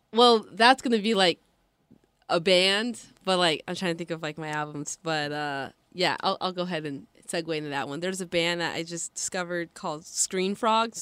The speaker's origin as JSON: {"language": "English", "town": "Seattle", "region": "Washington", "country": "United States", "tie": "born or raised there", "said": "I'm born and raised in Seattle"}